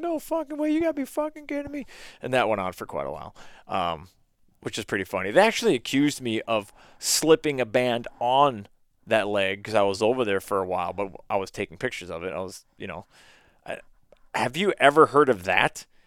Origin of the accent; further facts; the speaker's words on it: Minnesota, United States; I told him where I was in Minnesota